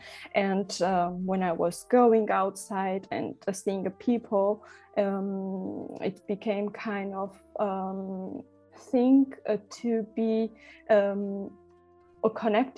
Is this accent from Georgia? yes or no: yes; Tbilisi, Georgia; moved away as an adult; now in Berlin, Germany; I'm originally from Georgia. I grew up in Tbilisi